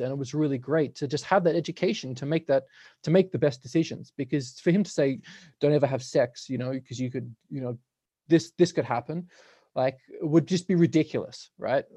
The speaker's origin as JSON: {"language": "English", "country": "Australia", "moved": "yes", "lives_now": "Nelson, Canada", "said": "I'm from Australia, so all my family's there."}